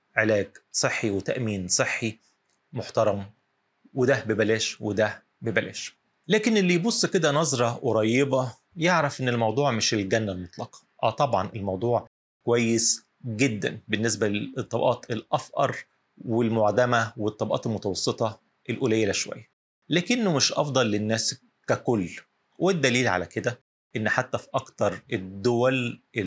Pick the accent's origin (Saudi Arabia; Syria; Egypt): Egypt; هنا عندنا في مصر